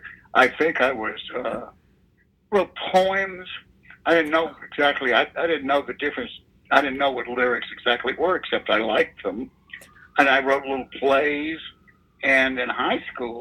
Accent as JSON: {"language": "English", "town": "Atlanta", "region": "Georgia", "country": "United States", "tie": "born or raised there", "moved": "yes", "lives_now": "New York, United States", "said": "I grew up in Atlanta"}